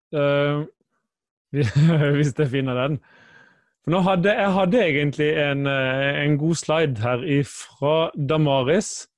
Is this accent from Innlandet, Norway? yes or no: no; Kristiansand, Agder, Norway; now in Bergen, Norway; Jeg kommer fra Kristiansand, bor i Bergen